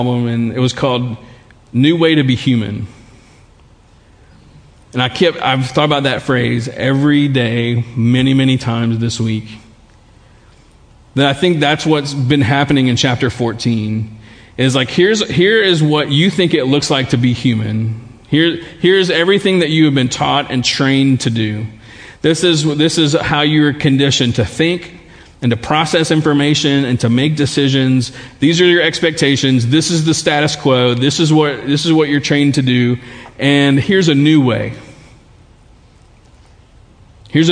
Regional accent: Baton Rouge, Louisiana, United States; growing up in Baton Rouge, living in Baton Rouge, there are some things about life here that also become defaults for us sometimes.

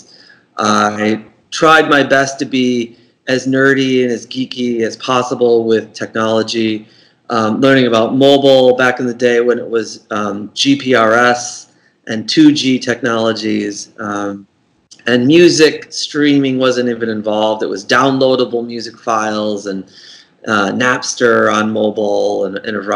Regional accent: outside of Boston, Massachusetts, United States; my hometown outside of Boston

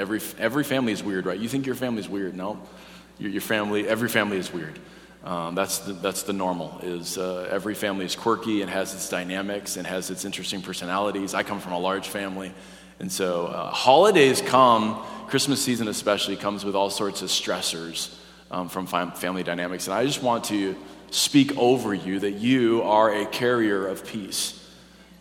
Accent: North Dakota, United States; moved away; I'm from North Dakota

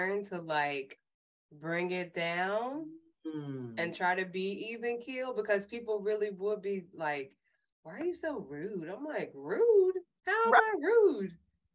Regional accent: New Jersey, United States; I'm from New Jersey

